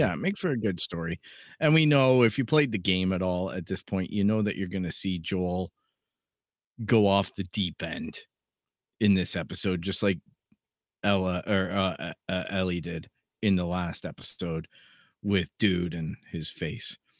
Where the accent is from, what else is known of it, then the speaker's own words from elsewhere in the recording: Canada; being Canadian